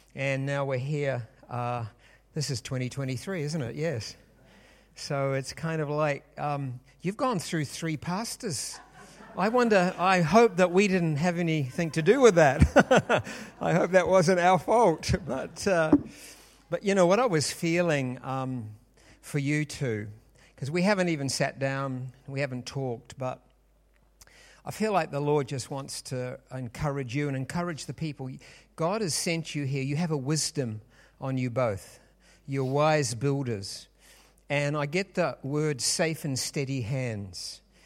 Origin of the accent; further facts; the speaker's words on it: New Zealand; we are from New Zealand